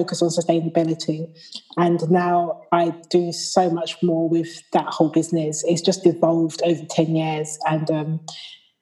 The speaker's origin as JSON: {"language": "English", "country": "United Kingdom", "tie": "born or raised there", "also_born_or_lived": "Shanghai, China / Istanbul, Turkey / Dusseldorf, Germany", "said": "here in the UK, of course, where I'm born and bred."}